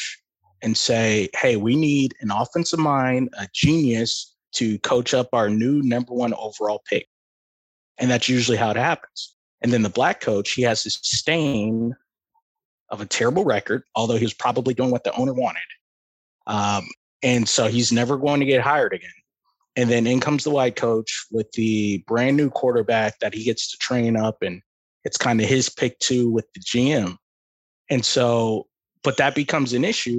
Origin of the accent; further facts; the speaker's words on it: Tampa, Florida, United States; I'm from Tampa